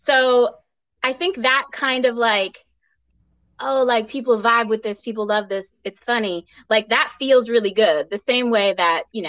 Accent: Rhode Island, United States; I am from Rhode Island.

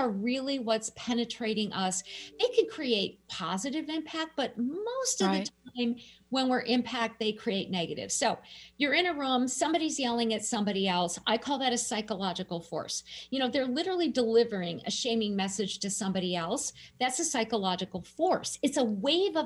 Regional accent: Minnesota, United States; I'm a Minnesotan

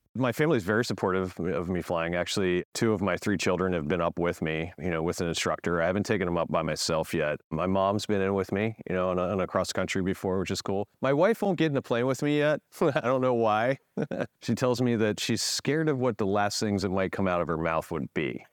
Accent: Frederick, Maryland, United States; also born or lived in New York City; grew up in Frederick, Maryland, so I'm, I'm from this area

